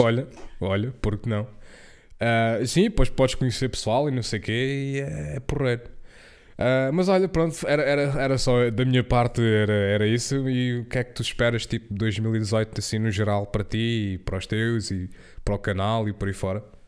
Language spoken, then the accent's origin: Portuguese; Portugal; eu fui à Inglaterra e foi a primeira vez que eu saí de Portugal